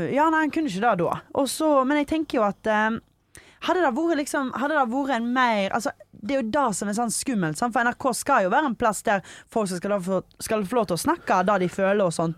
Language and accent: Norwegian; Stord, Vestland, Norway; moved away; Hjemme på Stord. Snorkla hjemme på Stord